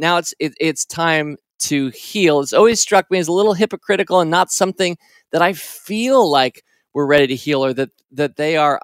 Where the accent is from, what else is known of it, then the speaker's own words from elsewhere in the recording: Washington, District of Columbia, United States; I grew up in Washington, D.C.